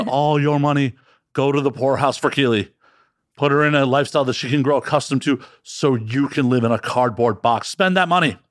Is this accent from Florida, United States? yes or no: no; Chicago, Illinois, United States; moved away; I grew up in Chicago, and I have fri, a lot of friends back in the Midwest